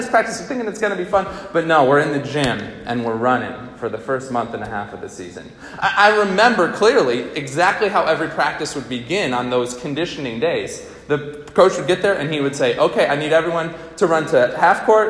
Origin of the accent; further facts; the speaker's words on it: Albany, New York, United States; I grew up in Albany, New York